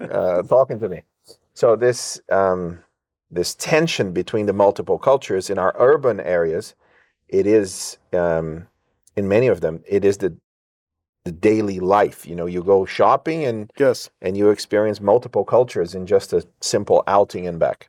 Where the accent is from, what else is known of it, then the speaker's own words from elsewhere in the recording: England, United Kingdom; I grew up in England and there were about 60 nationalities in the boarding school where I studied